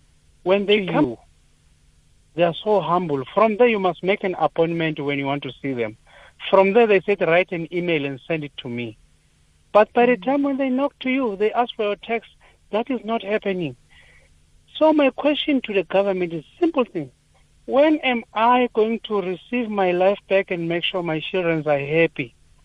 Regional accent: South Africa; I've been all the doors that you feel as a South African you can be helped.

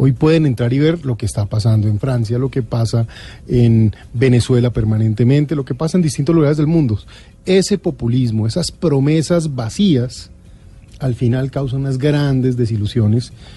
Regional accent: Colombia

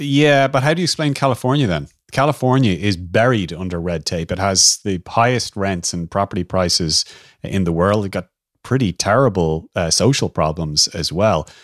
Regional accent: Ireland

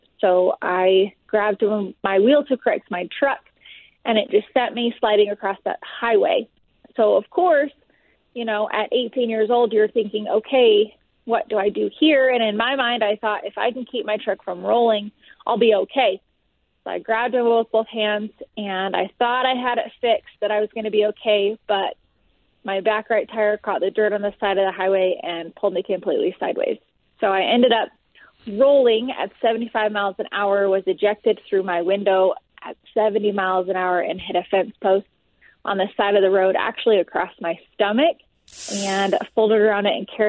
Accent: California, United States; I was born in California.

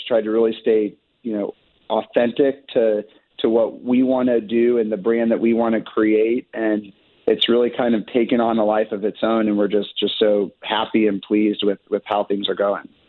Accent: Sullivan, Missouri, United States; also born or lived in Chicago; I'm originally from Sullivan, Missouri. Grew up there

